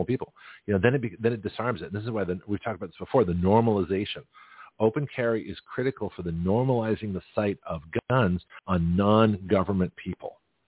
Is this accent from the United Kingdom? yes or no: no; California, United States; now in Florida, United States; when I first got my carry permit in Florida, and I came from California, so I had a completely different mindset.